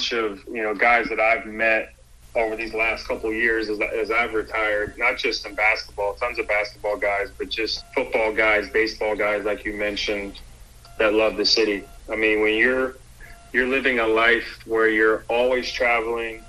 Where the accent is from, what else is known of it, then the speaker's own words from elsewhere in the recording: Philadelphia, Pennsylvania, United States; also born or lived in Durham, North Carolina; now in Charlotte, United States; I'm from Philly